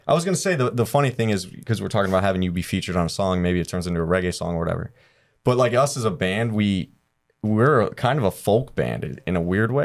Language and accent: English; Cleveland, Ohio, United States; born or raised there; moved away